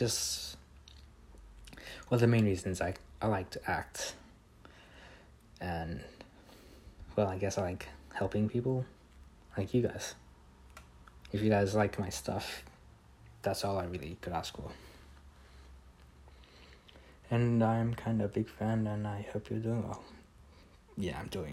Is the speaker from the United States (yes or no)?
no; Australia; I am an Australian. Kind of, I guess. I moved here when I was like a baby, so kind of still works since I grew up here. I'd call myself an Australian